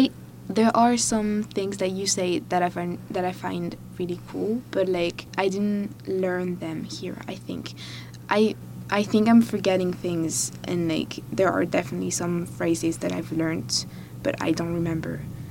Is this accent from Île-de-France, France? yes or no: no; Bordeaux, Nouvelle-Aquitaine, France; first language French; English is a second language; moved away as an adult; also born or lived in Bristol, United Kingdom; now in Madison, United States; I'm originally from Bordeaux in the southwest of France, but I've been studying for the past 2 years in Bristol in the UK, and I'm doing a year abroad in UW Madison just for this year.